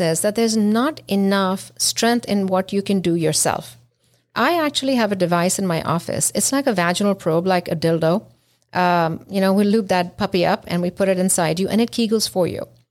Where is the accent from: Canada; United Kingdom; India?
India; now in United States; I'm from India